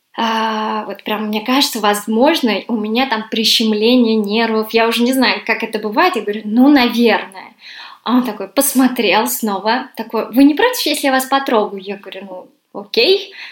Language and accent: Russian; Russia; moved away as an adult; now in London, United Kingdom; я из России